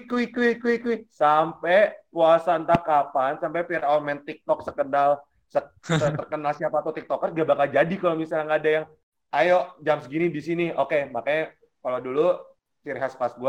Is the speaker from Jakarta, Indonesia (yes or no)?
no; Padang, West Sumatra, Indonesia; karena gue orang Padang ya, tiba-tiba santan semua.